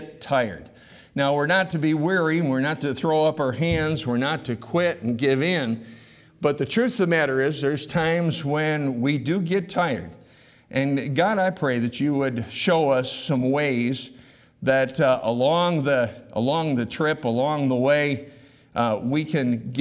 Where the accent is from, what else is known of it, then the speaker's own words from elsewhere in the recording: Rochester, New York, United States; I grew up in Rochester